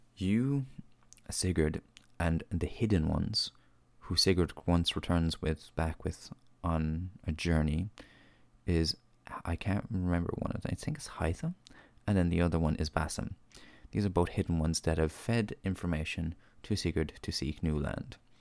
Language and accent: English; Ireland; as an Irish reviewer and podcaster